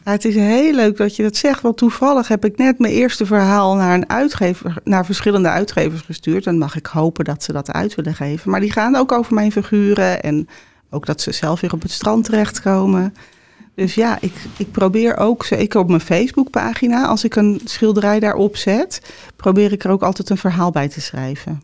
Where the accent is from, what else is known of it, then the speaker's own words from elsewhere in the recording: Heerhugowaard, North Holland, Netherlands; also born or lived in Amsterdam / Obdam; mijn opa zat altijd langs de waterkant te vissen in Herengewaard, waar ik vandaan kom